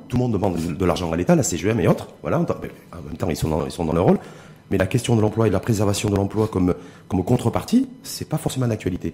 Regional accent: Morocco; chez nous à Tanger

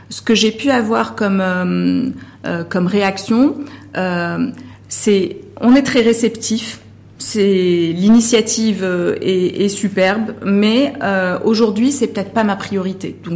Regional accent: Morocco; en tant que Marocain et, consommateur euh, marocain ou marocaine

